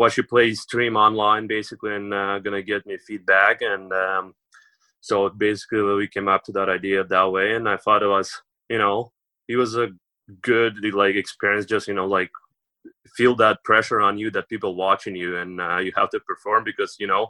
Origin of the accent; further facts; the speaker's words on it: Yekaterinburg, Sverdlovsk Oblast, Russia; English is a second language; moved away; also born or lived in Sydney, Nova Scotia; my hometown, home city, like, it's huge. It's like fourth biggest city in Russia